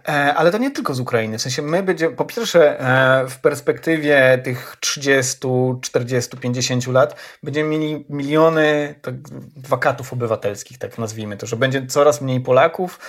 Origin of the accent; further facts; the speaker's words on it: Ełk, Warmian-Masurian Voivodeship, Poland; moved away; do swojego rodzinnego Ełku